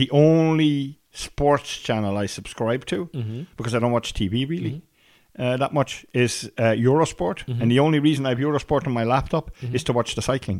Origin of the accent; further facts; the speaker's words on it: Brussels, Brussels-Capital Region, Belgium; now in Ireland; And I'm a city boy, like, I grew up in Brussels.